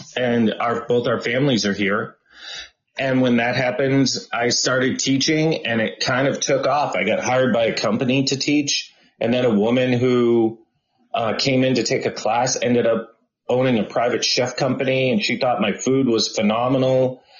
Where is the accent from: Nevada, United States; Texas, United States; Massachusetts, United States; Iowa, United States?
Massachusetts, United States; Boston; moved away as an adult; also born or lived in Berkeley / Los Angeles; I am from Boston and I grew up in Boston.